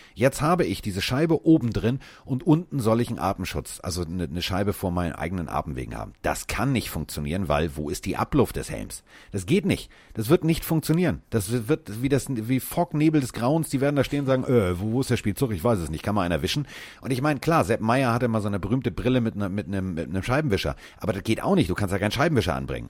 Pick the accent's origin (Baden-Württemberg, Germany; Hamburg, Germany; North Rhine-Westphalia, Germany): Hamburg, Germany; ich komme aus Hamburg